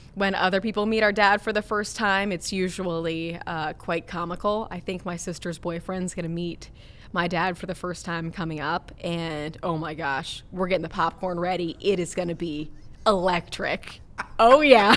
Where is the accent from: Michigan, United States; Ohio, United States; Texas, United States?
Ohio, United States; Cincinnati; also born or lived in Minnesota; growing up here in Cincinnati